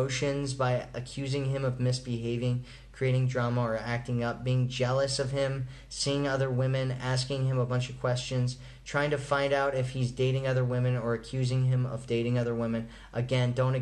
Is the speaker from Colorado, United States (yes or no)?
yes; Colorado, United States; I'm from Colorado